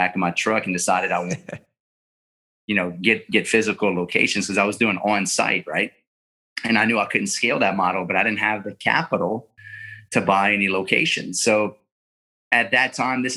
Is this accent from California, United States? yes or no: no; Lafayette, Louisiana, United States; I'm from South Louisiana, born and raised in Lafayette, Louisiana